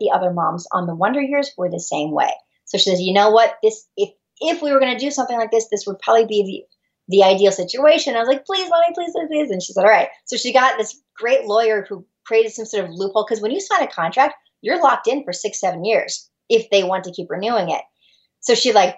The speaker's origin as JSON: {"language": "English", "town": "San Diego", "region": "California", "country": "United States", "said": "I'm from San Diego originally"}